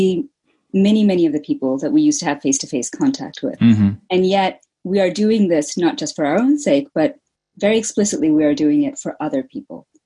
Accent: United States; now in United Kingdom; so I'm an American

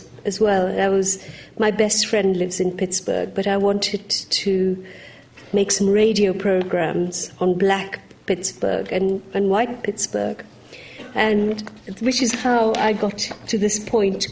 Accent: Uganda; now in United Kingdom; I was born in Uganda

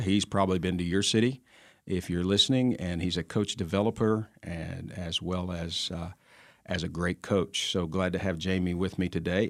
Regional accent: New Jersey, United States; the uh, county I was born in in New Jersey

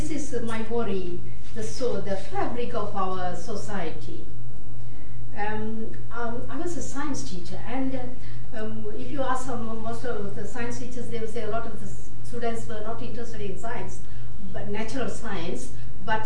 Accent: Sri Lanka; I am from Sri Lanka.

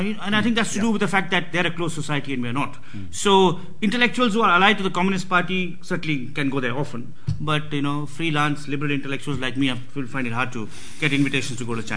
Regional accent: Bangalore, Karnataka, India; he came first to my hometown, Bangalore, and then went to Delhi

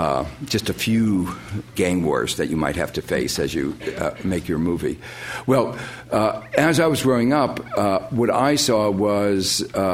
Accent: Gary, Indiana, United States; Growing up in Gary, Indiana, which some of you may know is an industrial town, or was an industrial town, on the southern shores of Lake Michigan

